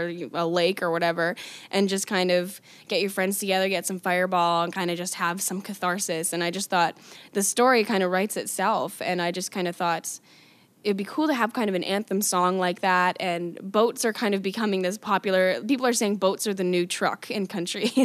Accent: Calgary, Alberta, Canada; Calgary's my hometown

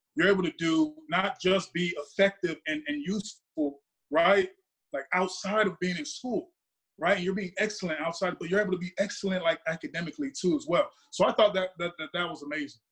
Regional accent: Dallas, Texas, United States; moved away as an adult; also born or lived in Davie, Florida; I'm not from Florida. I'm from Dallas, Texas

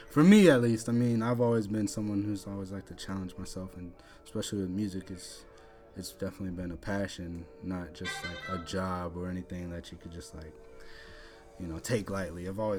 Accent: Phoenix, Arizona, United States; moved away as an adult; also born or lived in Texas; now in Houston, United States; Yeah, so I'm originally from Arizona, Phoenix. I came out here about 9 years ago. Been out here since 2008.

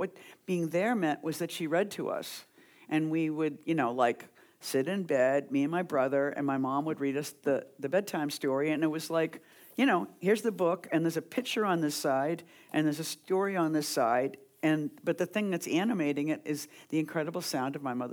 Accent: Boston, Massachusetts, United States; moved away as an adult; also born or lived in New York; I grew up in Boston and I came to New York in the '70s

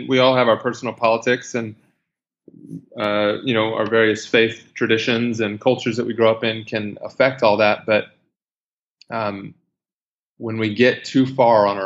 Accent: United States; moved away as an adult; now in Iraq; as an American, because it was happening contemporary with my time here in Iraq

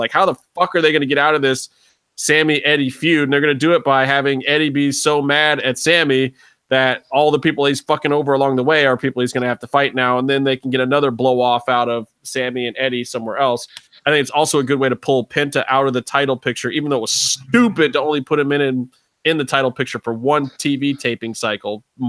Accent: Ohio, United States; I'm from Ohio

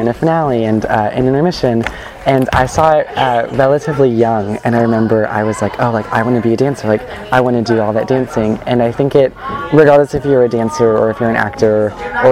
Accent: Orange County, California, United States; I am from Orange County, California

